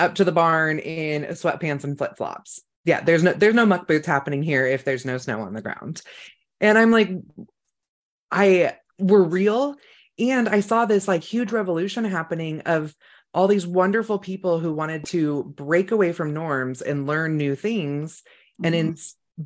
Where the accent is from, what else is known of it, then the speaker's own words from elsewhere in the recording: Sonoma County, California, United States; I grew up in Sonoma County